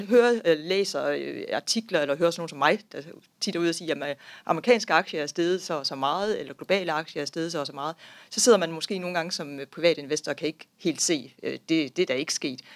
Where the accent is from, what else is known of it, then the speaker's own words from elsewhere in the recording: Denmark; vi, som danskere